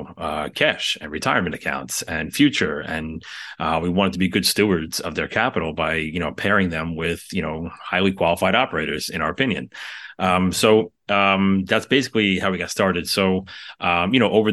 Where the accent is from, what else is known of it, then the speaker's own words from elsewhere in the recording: New York City, New York, United States; We're from the New York City area